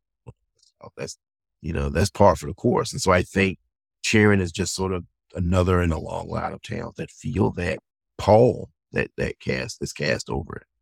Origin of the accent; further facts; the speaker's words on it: the South, Virginia, United States; I'm a Southerner. I was born in the South, was raised in the South